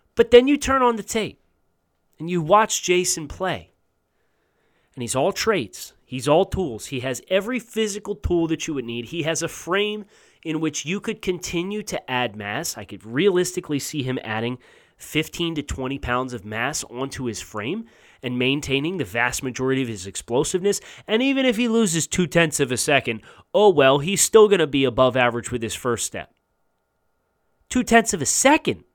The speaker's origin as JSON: {"language": "English", "region": "Big Ten country", "country": "United States", "said": "I'm from Big Ten country"}